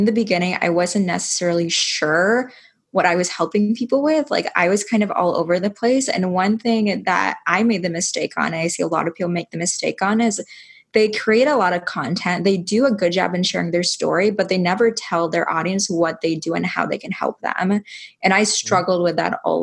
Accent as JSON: {"language": "English", "region": "Iowa", "country": "United States", "said": "I'm from Iowa"}